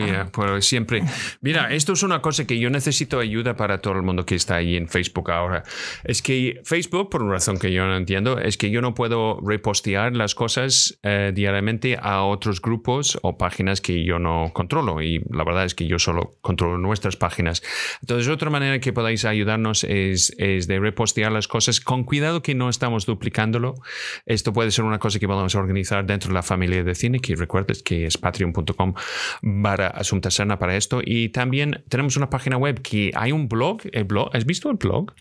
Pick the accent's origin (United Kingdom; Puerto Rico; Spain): United Kingdom; Scotland; Soy de Escocia